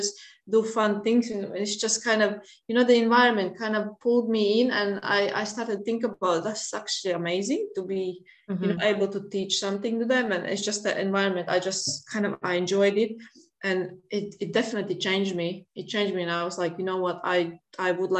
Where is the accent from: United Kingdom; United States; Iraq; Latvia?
Latvia; English is a second language; moved away as an adult; I'm originally from Latvia. I've been here like nearly 20 years.